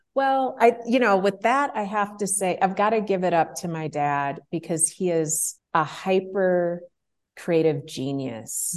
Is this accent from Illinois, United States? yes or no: yes; Chicago, Illinois, United States; I grew up in Chicago, Illinois, in the United States